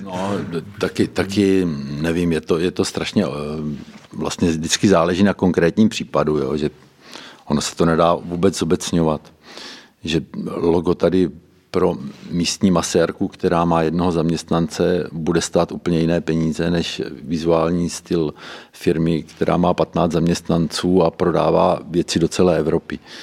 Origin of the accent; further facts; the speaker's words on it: Boskovice, South Moravian Region, Czechia; u nás v Boskovicích